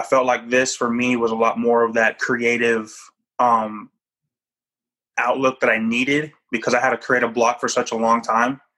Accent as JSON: {"language": "English", "country": "Japan", "tie": "born or raised there", "moved": "yes", "said": "I was born in Japan"}